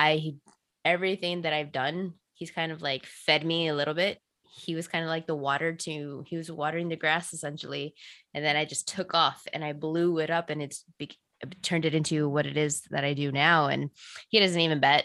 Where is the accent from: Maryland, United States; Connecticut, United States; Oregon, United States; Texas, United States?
Texas, United States; I grew up in Texas